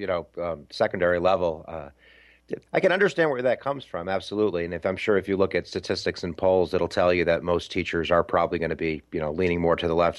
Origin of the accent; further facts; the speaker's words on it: New York, United States; I'm from New York State. I moved to Buffalo about 20 years ago, but I definitely have an out when I talk. So I think that might be the Canadian thing coming in.